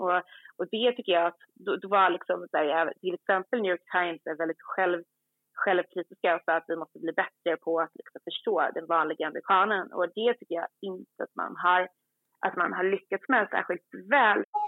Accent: Sweden; moved away as an adult; now in United States; som svensk journalist

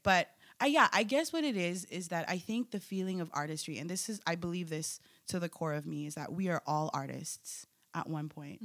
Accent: Philippines; now in United States; I'm Filipino, I'm an immigrant, I'm American

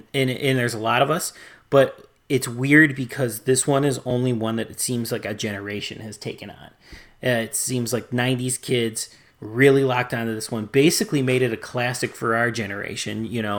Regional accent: Chicago, Illinois, United States; I grew up in Chicago

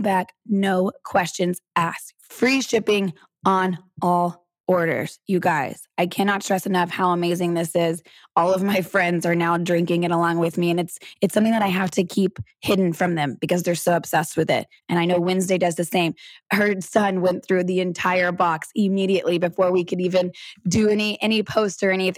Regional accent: Texas, United States; I'm born and raised in Texas

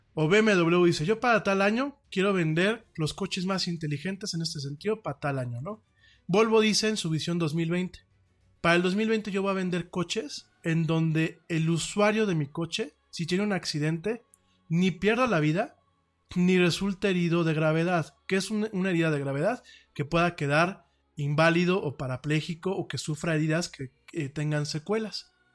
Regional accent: Mexico; por aquí en México

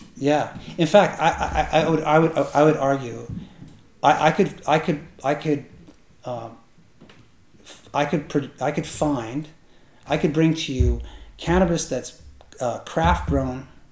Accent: Northern California, United States; moved away as an adult; also born or lived in Mendocino County, California; now in Canada; I grew up in Northern California

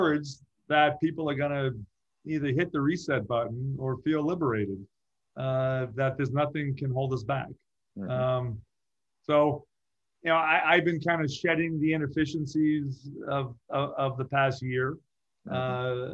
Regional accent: Massachusetts, United States; now in Orange County, United States; I grew up in Massachusetts, so I had four seasons

